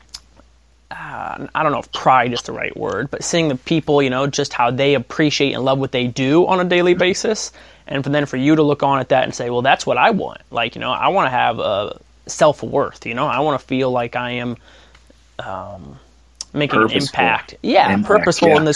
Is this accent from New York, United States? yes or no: no; Northwest Ohio, United States; I'm about an hour right now from my hometown, but I'm like, I love Northwest Ohio